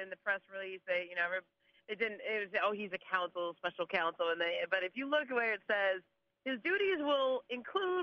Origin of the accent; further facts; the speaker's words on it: Los Angeles, California, United States; also born or lived in Bay Area; I grew up in Los Angeles. So I was born and bred here and born and raised here